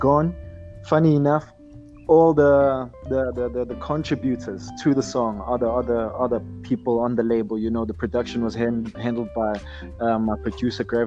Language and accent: English; Johannesburg, Gauteng, South Africa; I'm from Joburg, the west side of Johannesburg.